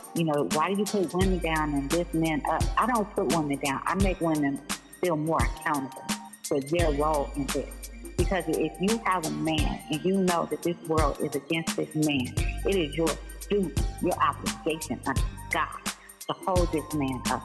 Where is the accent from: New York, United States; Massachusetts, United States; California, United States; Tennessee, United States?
California, United States; Oakland; I'm from Oakland. I speak with a certain dialect